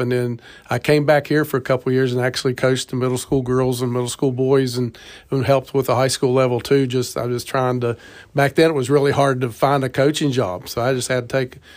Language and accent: English; Ripley, United States; we're both from Ripley and love Ripley and love being here and families here